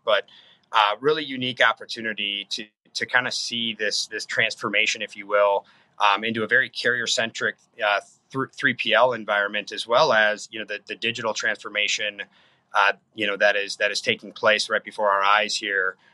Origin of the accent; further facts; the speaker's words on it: Faribault, Minnesota, United States; my hometown of Faribault, Minnesota